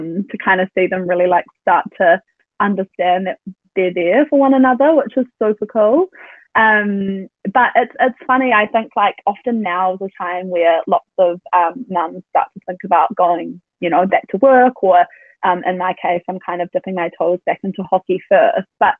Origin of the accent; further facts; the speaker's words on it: Tauranga, Bay of Plenty, New Zealand; now in Auckland, New Zealand; I'm originally from Tauranga, but we live in Auckland